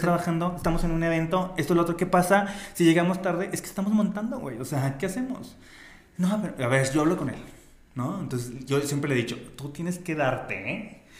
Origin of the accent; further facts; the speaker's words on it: Zacatecas, Mexico; si somos zacatecanos